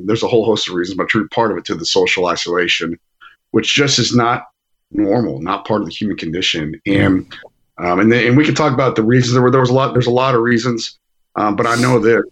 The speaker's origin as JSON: {"language": "English", "town": "Aledo", "region": "Texas", "country": "United States", "said": "We're from Aledo originally"}